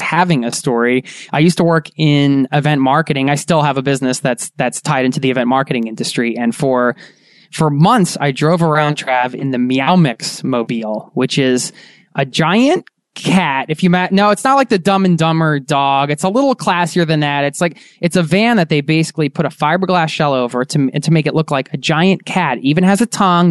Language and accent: English; Philadelphia, Pennsylvania, United States; We're from Philly